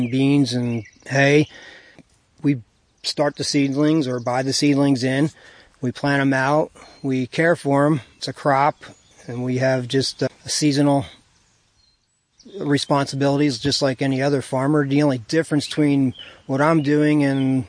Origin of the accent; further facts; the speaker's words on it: Jeffersonville, New York, United States; As a kid, I grew up in the Calicoon Jeff area